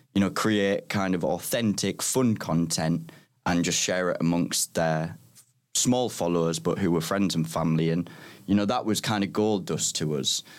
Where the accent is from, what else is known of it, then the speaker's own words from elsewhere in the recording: Middlesbrough, North East England, United Kingdom; moved away as an adult; also born or lived in Liverpool; now in London, United Kingdom; I'm from Middlesbrough